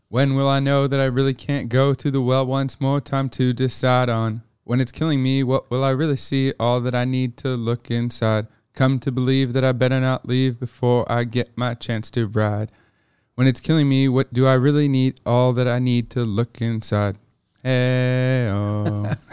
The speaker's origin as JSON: {"language": "English", "town": "Montreal", "region": "Quebec", "country": "Canada", "tie": "born or raised there", "moved": "as an adult", "lives_now": "Toronto, Canada", "said": "I grew up in Montreal"}